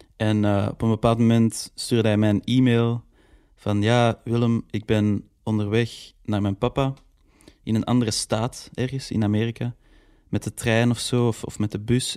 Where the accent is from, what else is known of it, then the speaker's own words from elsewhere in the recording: Antwerp, Flanders, Belgium; mijn roots liggen zo echt in Antwerpen